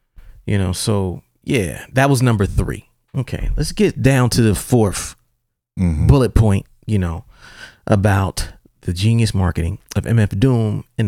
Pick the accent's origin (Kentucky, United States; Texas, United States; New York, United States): New York, United States; And I'm from New York, and we not like that, know what I mean? We can't dance a leg, yo.